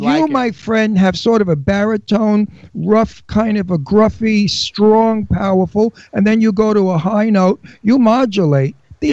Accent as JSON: {"language": "English", "area": "Long Island", "region": "New York", "country": "United States", "tie": "born or raised there", "also_born_or_lived": "Red Hook, Brooklyn", "said": "I was born in Brooklyn, but I went to school on Long Island because we moved."}